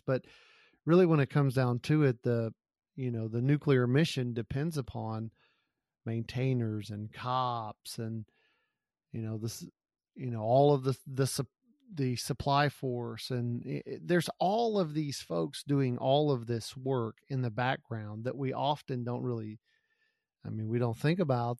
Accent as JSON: {"language": "English", "region": "Gulf Coast", "country": "United States", "tie": "born or raised there", "said": "I grew up on the Gulf Coast"}